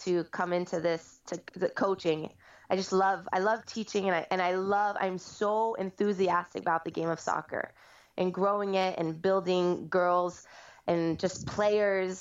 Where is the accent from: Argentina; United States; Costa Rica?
United States; California; moved away as an adult; also born or lived in Nashville, Tennessee; I moved out here from Nashville most recently, but I am a California native, so it's been great to be back here